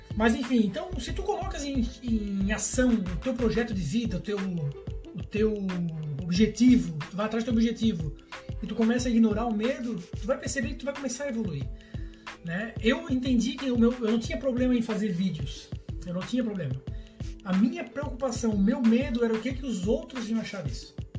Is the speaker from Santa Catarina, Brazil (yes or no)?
yes; Florianópolis, Santa Catarina, Brazil; accent: manezinho da ilha; Eu tenho um sotaque relativamente característico do manezinho da ilha